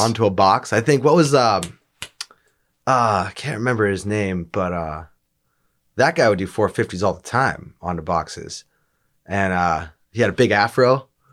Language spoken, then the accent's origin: English; Alaska, United States; growing up in Alaska